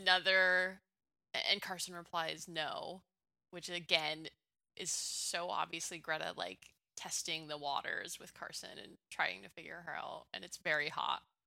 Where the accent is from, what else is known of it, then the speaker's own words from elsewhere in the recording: Canada; I'm from Canada.